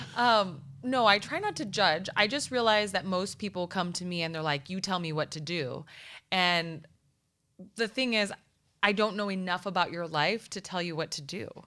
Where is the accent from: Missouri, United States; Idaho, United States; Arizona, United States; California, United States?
Arizona, United States; Nogales; I am literally from Nogales, Arizona